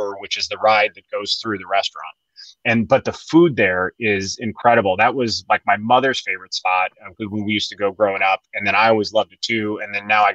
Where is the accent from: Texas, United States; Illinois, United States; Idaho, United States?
Illinois, United States; Chicago; I grew up in Chicago, and there was a place in Chicago. I grew up on the north side